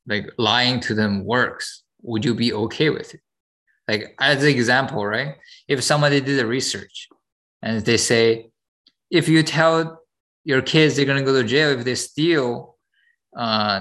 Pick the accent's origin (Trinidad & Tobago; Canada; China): China; moved away; I came from China.